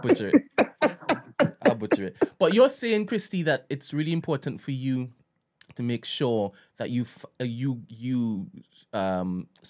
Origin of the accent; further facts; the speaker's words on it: United Kingdom; Like I said, when I go to Trinidad, they know that I'm from Britain.